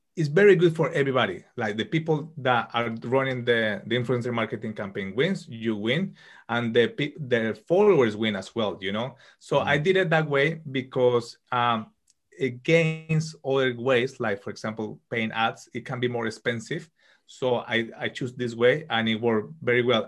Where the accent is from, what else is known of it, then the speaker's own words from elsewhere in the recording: Colombia; moved away as an adult; now in United Kingdom; I'm from Colombia and uh, living currently in the UK. I studied computer engineering in Colombia